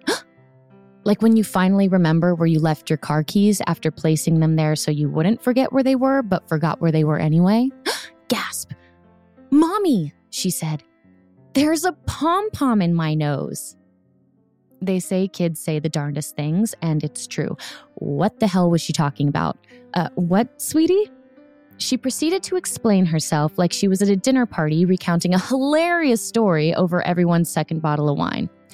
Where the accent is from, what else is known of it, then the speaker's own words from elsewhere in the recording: Florida, United States; also born or lived in California; now in Tennessee, United States; I grew up in Florida where you could see the storm coming